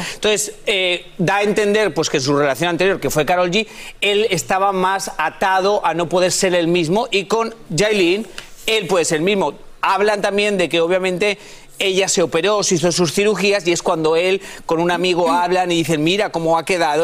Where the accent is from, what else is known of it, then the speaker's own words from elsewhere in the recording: Spain; moved away; soy español